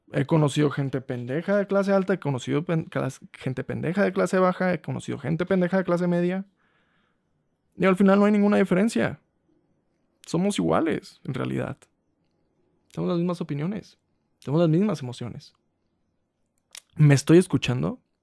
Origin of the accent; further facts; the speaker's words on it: Huasteca, Mexico; En mi pueblo